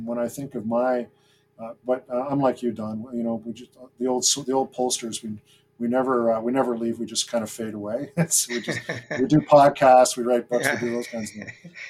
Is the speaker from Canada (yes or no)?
yes; Greenwood, Nova Scotia, Canada; now in Toronto, Canada; And I consider the place that I grew up Greenwood in the Annapolis Valley, where my dad was stationed. So I lived there, my wonder years I lived there.